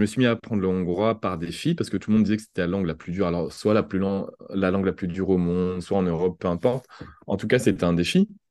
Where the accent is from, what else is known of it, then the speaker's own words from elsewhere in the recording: France; accent: French; j'avais un accent français